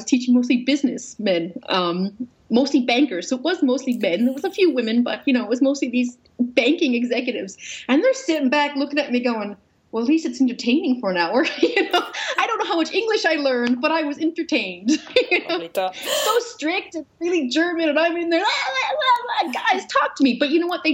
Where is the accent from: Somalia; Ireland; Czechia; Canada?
Canada; Newfoundland and Labrador; I was raised Roman Catholic in Newfoundland